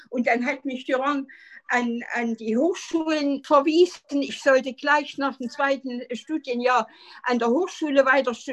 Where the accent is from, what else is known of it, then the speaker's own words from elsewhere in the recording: Jena, Thuringia, Germany; Ich bin in Jena geboren 1932 und bin dann äh, nach einer wunderschönen Kindheit an der Ringwiese in unserem äh, Zeissgebiet ein glückliches Kind gewesen.